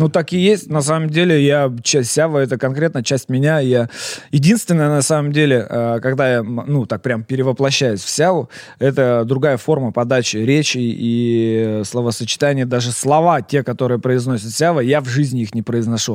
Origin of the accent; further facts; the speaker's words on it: Perm, Perm Krai, Russia; я вообще такой, знаешь, патриот, во-первых, своего города Пермь, я вообще никогда в жизни не стеснялся, я всегда говорил, что я пермяк, я из Перми